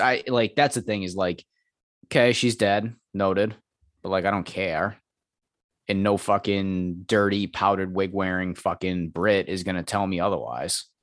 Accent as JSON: {"language": "English", "country": "United States", "said": "as an American"}